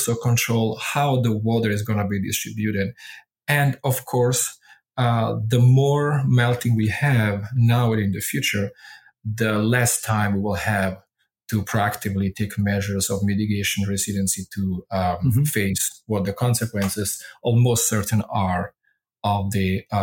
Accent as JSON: {"language": "English", "country": "Italy", "first_language": "Italian", "second_language": "English", "moved": "as an adult", "said": "my thinking in Italian, being grown up with the language"}